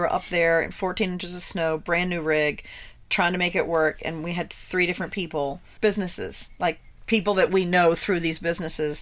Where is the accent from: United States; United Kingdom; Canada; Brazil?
United States; Virginia; We're from Virginia.